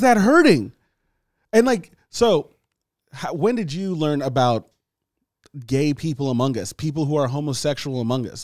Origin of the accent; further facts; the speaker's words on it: Nigeria; moved away; from Nigeria, my country, like my home country